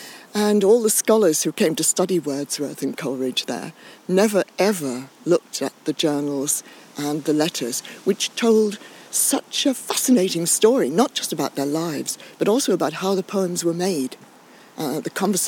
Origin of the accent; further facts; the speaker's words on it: Cumbria, North West England, United Kingdom; I was born in Cumbria on a small hill farm at the back of Skiddaw, not very many miles from where we are now. A very rustic childhood, kind of 19th century childhood, because we didn't have electricity or running water